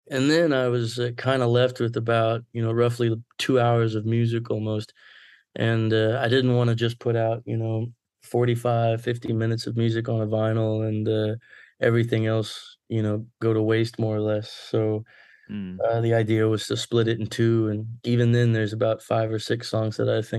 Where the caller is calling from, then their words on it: Plano, Texas, United States; Uh, right now I'm in Plano, Texas.